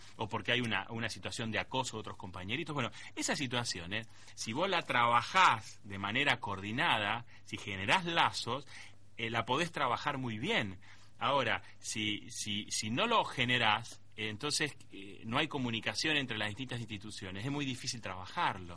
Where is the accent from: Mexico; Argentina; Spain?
Argentina; nosotros como argentinos